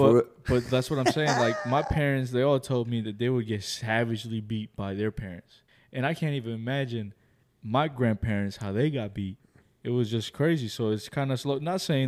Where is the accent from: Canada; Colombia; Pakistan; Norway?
Colombia; also born or lived in Queens, United States; I was born in Queens, but raised in Colombia.